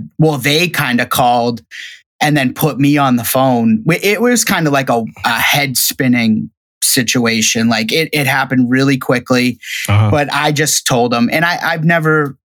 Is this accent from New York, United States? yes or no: no; Shirley, Massachusetts, United States; also born or lived in Sasebo, Japan / Virginia; I'm from Shirley, Massachusetts